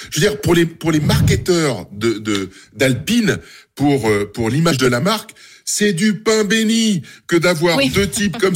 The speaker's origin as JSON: {"language": "French", "region": "Normandy", "country": "France", "said": "je suis un Normand."}